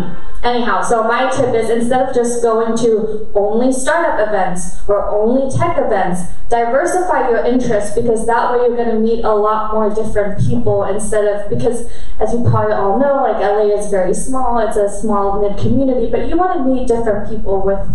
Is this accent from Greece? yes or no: no; Germany; I grew up in Germany, and I'm half Korean